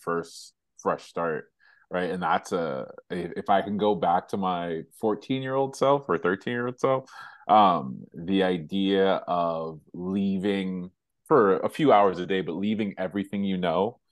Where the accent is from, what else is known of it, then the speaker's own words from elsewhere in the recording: Hempstead, New York, United States; I grew up in Hempstead, New York, and born and raised there.